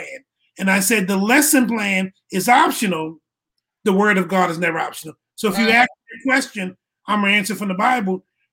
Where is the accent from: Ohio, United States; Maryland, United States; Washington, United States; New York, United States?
Maryland, United States; Baltimore; moved away as an adult; I was born in Baltimore, Maryland. Graduated from high school. Went to Morgan State University for 1 year.